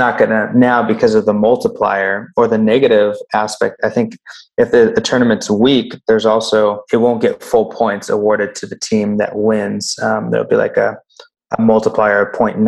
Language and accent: English; San Diego, California, United States; now in Boise, United States; My family and I was raised in San Diego, California.